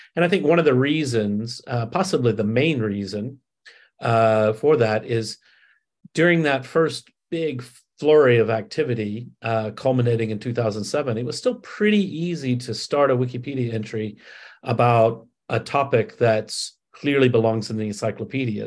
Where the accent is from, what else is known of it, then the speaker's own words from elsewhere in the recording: Alabama, United States; I grew up in Alabama